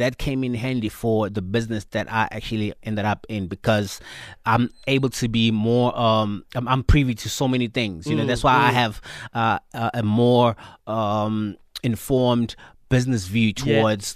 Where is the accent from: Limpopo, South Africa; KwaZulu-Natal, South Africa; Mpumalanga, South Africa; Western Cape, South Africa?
Mpumalanga, South Africa; moved away as an adult; now in Johannesburg, South Africa; I'm from Mpumalanga, like you mentioned, and I come from a small town